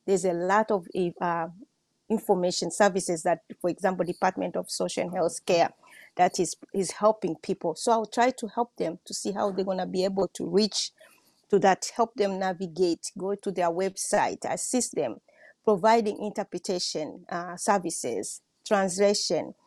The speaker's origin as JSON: {"language": "English", "country": "Tanzania", "also_born_or_lived": "Washington State", "said": "I'm from Tanzania."}